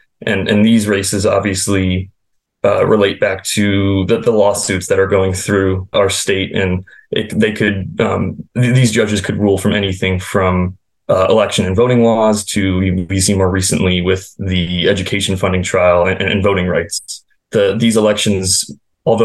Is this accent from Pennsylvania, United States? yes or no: yes; Bethlehem, Pennsylvania, United States; moved away as an adult; also born or lived in Harrisburg; now in Philadelphia, United States; I'm originally from the Lehigh Valley, a Bethlehem native